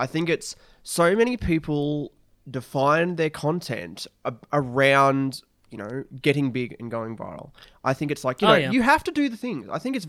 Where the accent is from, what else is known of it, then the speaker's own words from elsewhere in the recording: Australia; Maybe that's because we are Australian.